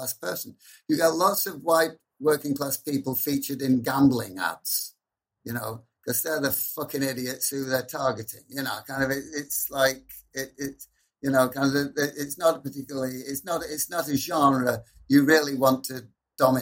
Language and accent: English; Preston, North West England, United Kingdom; the one major college in my hometown, in northwest of England, the advertising college's funding has been cut